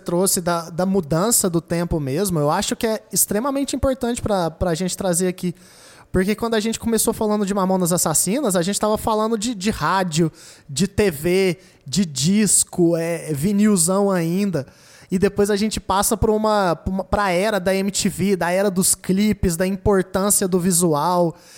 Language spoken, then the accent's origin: Portuguese; Goiânia, Goiás, Brazil; a gente é de Goiânia